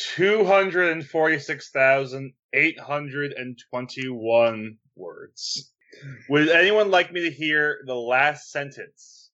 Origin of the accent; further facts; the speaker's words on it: New Jersey, United States; I grew up in Jersey, so there's far better pizza around me than Domino's